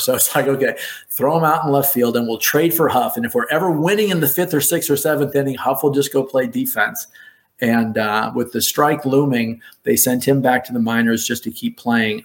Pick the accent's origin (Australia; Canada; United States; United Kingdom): United States; Chicago, Illinois; A Chicago kid who grew up rooting for the Cubs